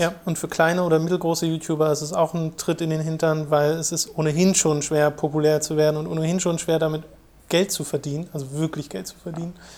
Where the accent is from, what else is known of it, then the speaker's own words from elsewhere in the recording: Germany; bei uns in Deutschland